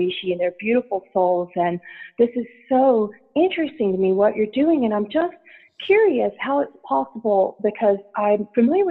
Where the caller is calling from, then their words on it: California, United States; I'm calling from California.